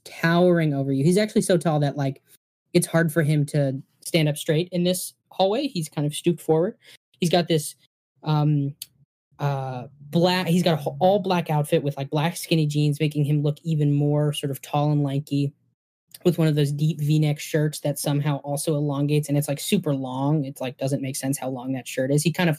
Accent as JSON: {"language": "English", "region": "Michigan", "country": "United States", "said": "We're from the Youper."}